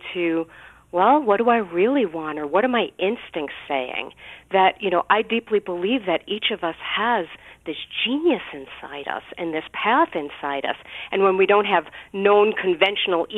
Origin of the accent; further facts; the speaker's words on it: New York City, New York, United States; I grew up in Brooklyn, New York, and my family is Orthodox Jewish.